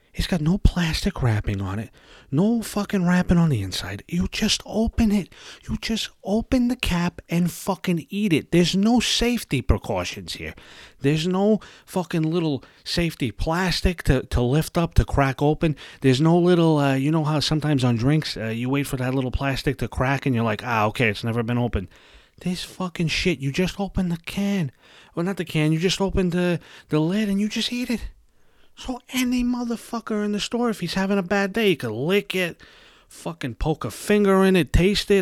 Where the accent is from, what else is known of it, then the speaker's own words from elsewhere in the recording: New York City, New York, United States; I was, uh, raised in Brooklyn, New York